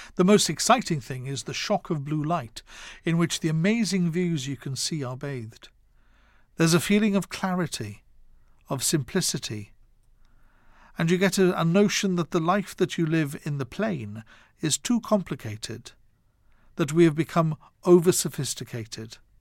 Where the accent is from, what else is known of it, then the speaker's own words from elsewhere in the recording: Wales, United Kingdom; Growing up in Wales